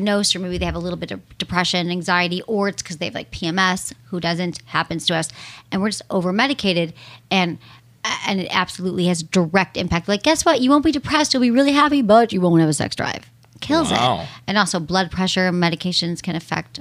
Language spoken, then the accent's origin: English; San Francisco, California, United States; now in West Hollywood, United States; I grew up in San Francisco